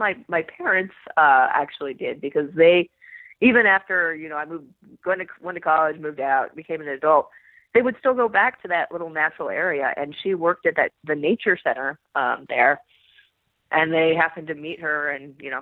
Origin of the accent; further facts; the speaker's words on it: Sacramento, California, United States; now in Southern California, United States; I grew up in Sacramento